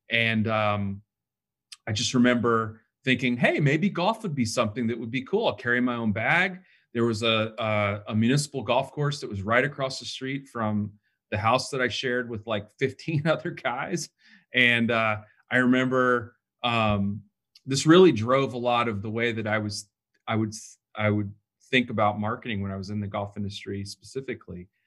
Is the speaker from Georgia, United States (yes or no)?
yes; Atlanta, Georgia, United States; I'm from Atlanta.